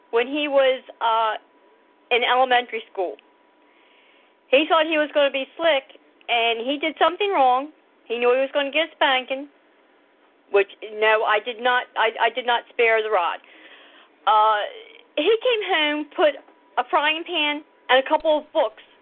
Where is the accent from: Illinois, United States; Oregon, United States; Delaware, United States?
Delaware, United States; accent: southern twang; also born or lived in Florida; I was born in Delaware. However, the first three years of my life, I did spend in Florida.